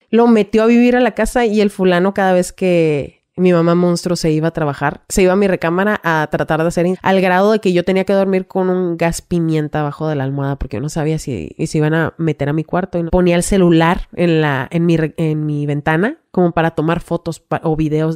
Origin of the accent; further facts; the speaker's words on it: Ensenada, Baja California, Mexico; also born or lived in Mexicali; Me llevan en Senada de nuevo, que es de donde yo soy